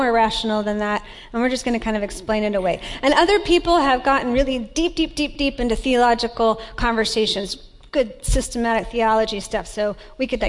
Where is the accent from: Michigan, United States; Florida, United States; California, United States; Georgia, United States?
Florida, United States; Tampa; moved away; I grew up in Tampa, Florida